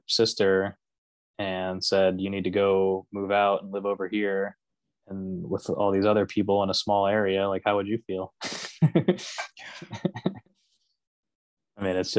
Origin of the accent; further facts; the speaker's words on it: Florida, United States; I grew up in Florida.